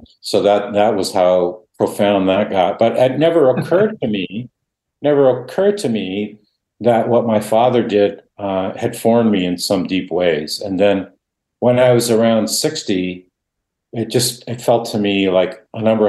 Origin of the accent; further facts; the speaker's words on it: Canada; first language Dutch; English is a second language; I grew up thinking I wasn't Canadian, but I was Dutch